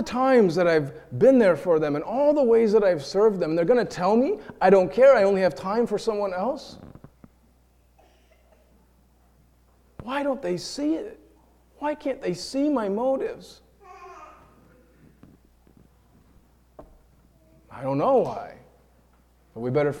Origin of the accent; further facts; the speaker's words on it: New York, United States; now in Iowa, United States; we're from New York, and we're an interracial couple